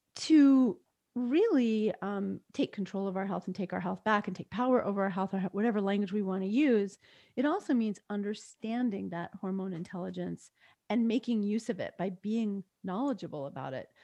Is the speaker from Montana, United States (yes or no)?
no; New York, United States; I grew up in New York and spent the summers often at my grandparents' house